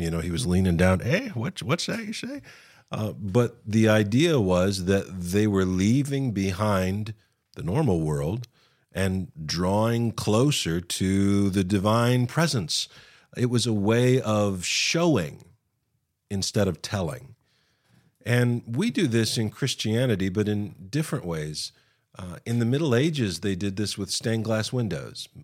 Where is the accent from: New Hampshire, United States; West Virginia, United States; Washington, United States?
West Virginia, United States; I'm from West Virginia